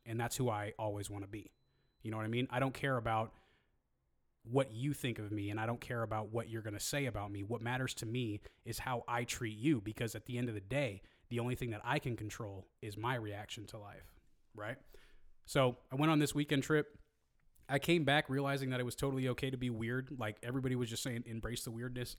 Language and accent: English; Hayward, California, United States; I grew up in Hayward